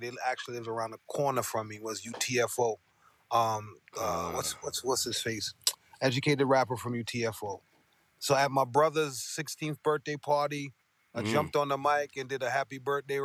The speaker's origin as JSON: {"language": "English", "town": "New York City", "region": "New York", "country": "United States", "tie": "born or raised there", "said": "Growing up in East Flatbush, Brooklyn"}